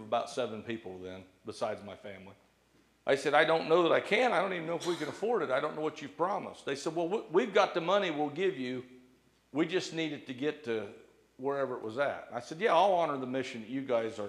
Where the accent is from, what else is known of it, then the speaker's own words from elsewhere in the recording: Bladensburg, United States; I got to go back to my hometown.